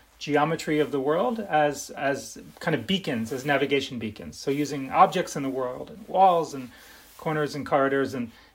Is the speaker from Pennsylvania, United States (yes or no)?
yes; Philadelphia, Pennsylvania, United States; I grew up in Philadelphia, in Northeast Philadelphia.